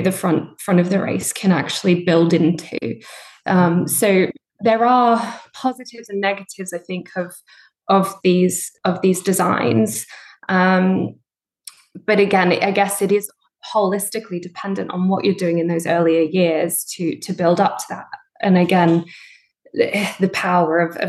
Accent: Australia; moved away as an adult; now in United Kingdom; I grew up in Australia. I did all my A-levels equivalent there

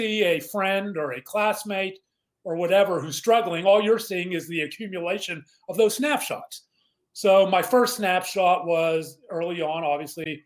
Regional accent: Mount Lebanon, Pennsylvania, United States; I grew up in Pittsburgh, a suburb of Mount Lebanon

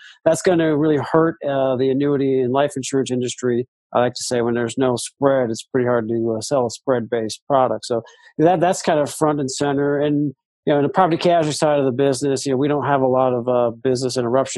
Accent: Iowa, United States; Great to be with you. Thank you. And Iowa kid, born and raised in Iowa

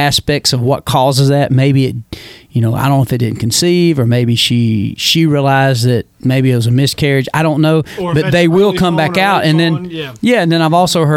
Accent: the South, United States; I'm from the South

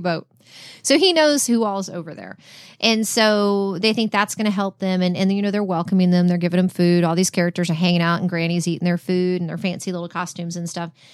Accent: Texas, United States; we're from Texas. We don't say Downton

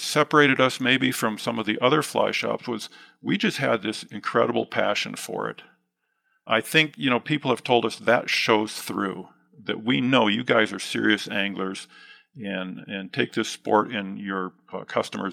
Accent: Midwest, United States; now in West Yellowstone, United States; I grew up mostly in the Midwest

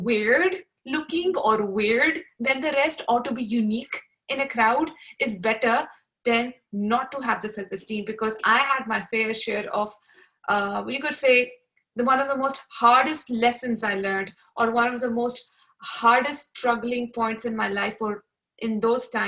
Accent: Pakistan; even though I grew up in Pakistan uh, as well, but I changed schools a lot.

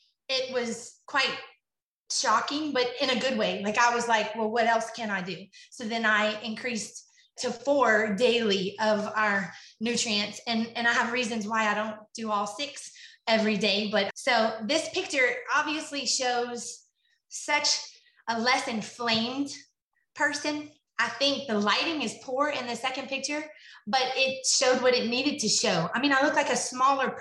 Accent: Lafayette, Louisiana, United States; I am from Lafayette, Louisiana

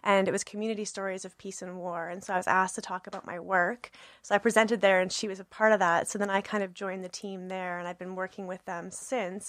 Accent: Brandon, Manitoba, Canada; I'm born and raised in Brandon, Manitoba.

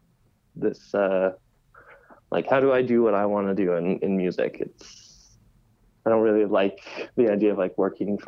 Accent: Saskatoon, Saskatchewan, Canada; moved away as an adult; now in Montreal, Canada; I come from Saskatoon, Saskatchewan, and had been throwing events and putting on parties there since high school.

